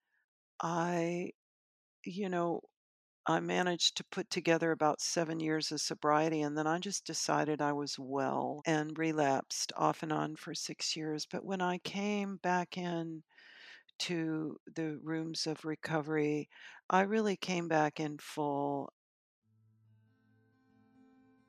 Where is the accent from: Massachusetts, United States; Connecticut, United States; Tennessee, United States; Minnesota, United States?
Tennessee, United States; Knoxville; I am from Knoxville, Tennessee.